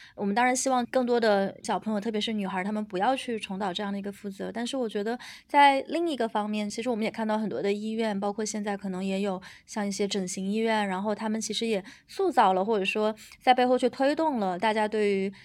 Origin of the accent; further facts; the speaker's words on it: Guizhou, China; 我家是贵州嘛，然后是一个比较山多的地方